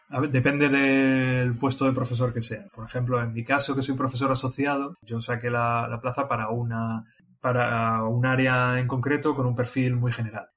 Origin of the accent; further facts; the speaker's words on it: Mondragón, Basque Country, Spain; yo soy vasco